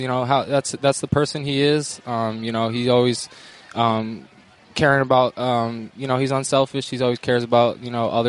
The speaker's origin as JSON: {"language": "English", "town": "Bellingham", "region": "Washington", "country": "United States", "tie": "born or raised there", "said": "Yeah, Bellingham."}